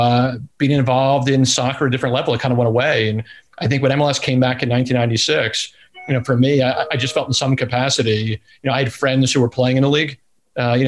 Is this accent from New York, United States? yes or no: yes; Rockland County, New York, United States; moved away as an adult; now in Nashville, United States; I grew up primarily in Rockland County.